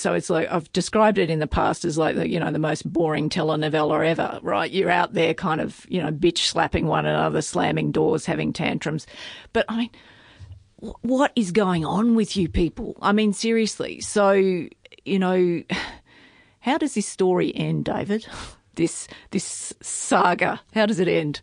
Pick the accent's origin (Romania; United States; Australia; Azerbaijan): Australia; Tamworth, New South Wales; moved away; I grew up in Tamworth, but I'm a long way from that now